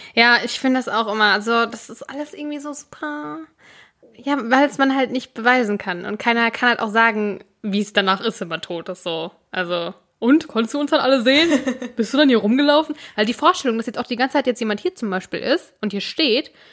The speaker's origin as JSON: {"language": "German", "region": "North Rhine-Westphalia", "country": "Germany", "tie": "born or raised there"}